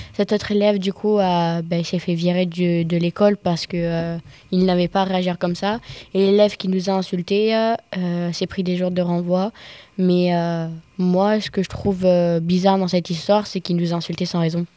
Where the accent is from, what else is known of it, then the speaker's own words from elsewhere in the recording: Avignon, Provence-Alpes-Côte d'Azur, France; j'ai 14 ans, je viens d'Avignon et je suis au collège François Raspail